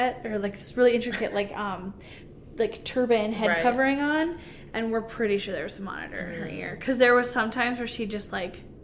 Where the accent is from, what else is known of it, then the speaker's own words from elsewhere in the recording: North Dakota, United States; Where are you guys from? And we're like, North Dakota.